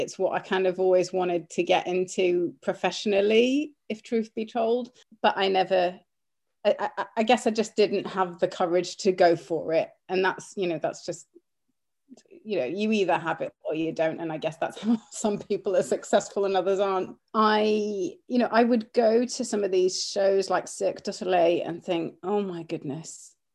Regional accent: Cyprus; moved away; also born or lived in Cumbria; growing up in Cyprus at the time when I was, uh, kind of from the age of five

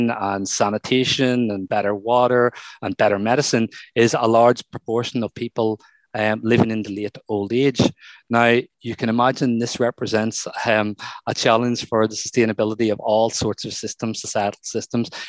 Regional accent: Ireland; some of the work that I've done before with growing up in Ireland

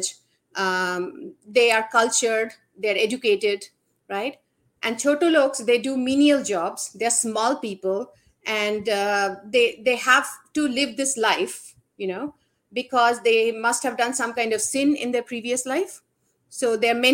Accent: India; I grew up in India and I grew up seeing these kind of girls appear in my house from time to time to work as a maid

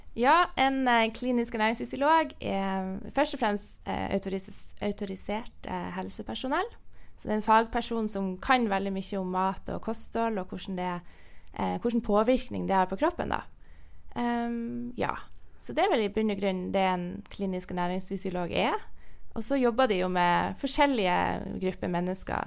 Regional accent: Northern Norway, Norway; Nord-Norge, der jeg er fra, så spiser vi jo torsk.

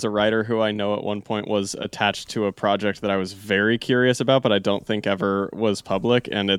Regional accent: Utah, United States; back in my home state of Utah.

